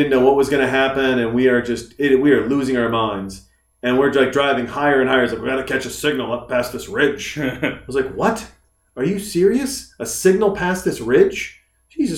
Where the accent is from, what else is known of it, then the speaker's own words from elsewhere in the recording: Whitefish, Montana, United States; moved away; I grew up in Whitefish, Montana.